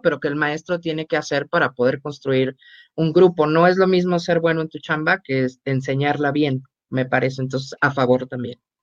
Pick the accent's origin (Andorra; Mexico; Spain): Mexico; como mexicanos tenemos una gran ventaja